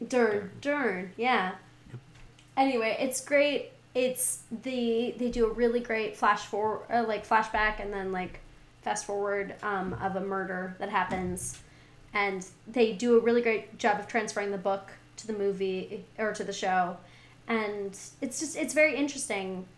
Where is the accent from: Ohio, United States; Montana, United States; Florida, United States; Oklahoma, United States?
Montana, United States; also born or lived in California / Texas; now in Seattle, United States; I'm from Montana. I live in Seattle.